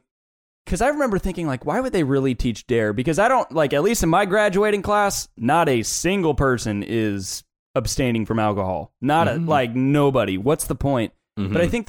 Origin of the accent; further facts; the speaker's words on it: Midwest, United States; But growing up in the Midwest, in the Bible Belt, where it was just very, very taboo.